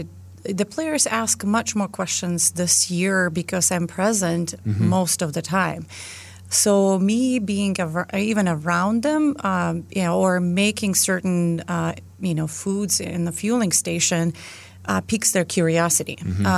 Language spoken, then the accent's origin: English; Lithuania; accent: Lithuanian; English is a second language; well, I hear your accent because I'm not from the United States. So, of course, they can hear my Lithuanian accent.